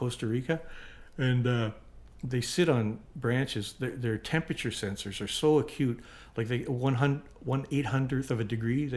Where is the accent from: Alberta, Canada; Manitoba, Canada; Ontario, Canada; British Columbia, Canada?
Manitoba, Canada; Winnipeg; moved away; I grew up in Winnipeg with his older brother